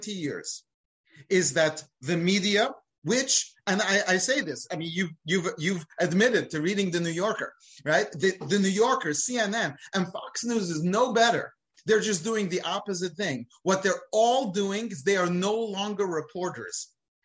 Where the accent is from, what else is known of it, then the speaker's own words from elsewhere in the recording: United Kingdom; now in United States; I'm British